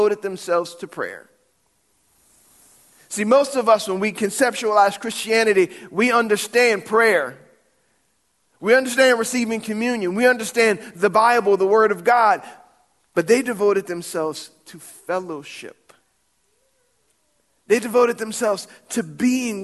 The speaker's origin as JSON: {"language": "English", "town": "New Orleans", "region": "Louisiana", "country": "United States", "tie": "born or raised there", "said": "We didn't have honky-tonks when I grew up in New Orleans."}